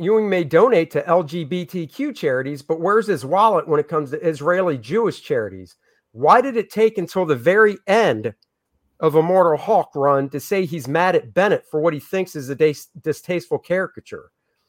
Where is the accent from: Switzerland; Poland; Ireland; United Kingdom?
United Kingdom; I know I'm Britain. I'm from Britain.